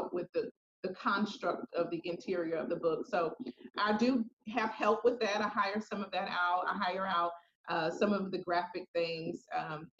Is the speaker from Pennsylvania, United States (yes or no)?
no; Jacksonville, Florida, United States; moved away; I'm originally from Jacksonville, Florida